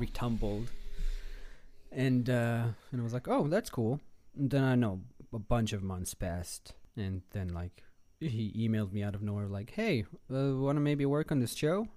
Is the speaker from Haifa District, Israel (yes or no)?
no; Tel Aviv, Tel Aviv District, Israel; moved away as an adult; now in Los Angeles, United States; I'm, uh, born and raised in Israel, in Tel Aviv